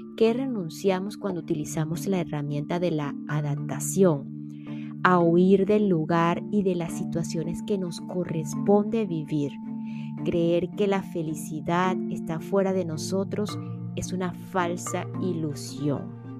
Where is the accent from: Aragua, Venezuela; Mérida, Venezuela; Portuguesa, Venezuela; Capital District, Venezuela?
Portuguesa, Venezuela; en Venezuela, mi país natal, específicamente en el estado portuguesa, mi estado natal también